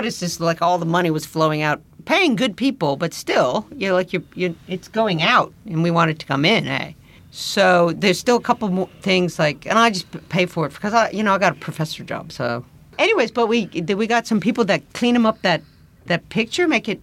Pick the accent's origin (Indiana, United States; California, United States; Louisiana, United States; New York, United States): Louisiana, United States; moved away as an adult; also born or lived in Alps; I grew up in the bush in Louisiana